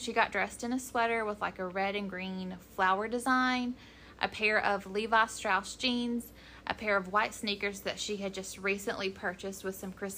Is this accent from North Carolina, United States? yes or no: yes; Ashe County, North Carolina, United States; my hometown